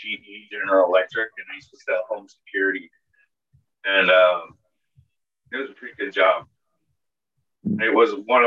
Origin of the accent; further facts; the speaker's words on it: Utah, United States; also born or lived in Dallas, Texas; I come from Utah